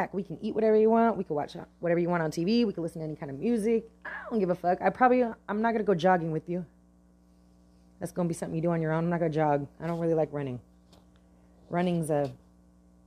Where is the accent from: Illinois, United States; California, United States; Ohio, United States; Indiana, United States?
California, United States; Bay Area; I'm from the Bay Area, California. Bay Area. And I'm proud of it. I like living in the Bay Area